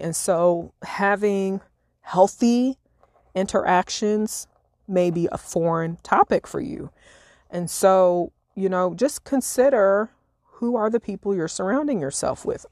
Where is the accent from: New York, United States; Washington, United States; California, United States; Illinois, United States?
Illinois, United States; moved away; my hometown in Illinois